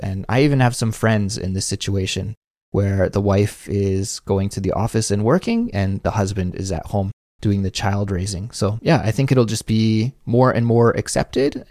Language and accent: English; Canada; now in South Korea; As a Canadian